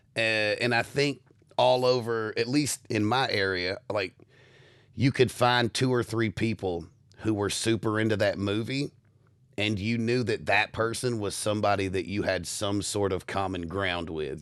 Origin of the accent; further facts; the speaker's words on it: United States; as an American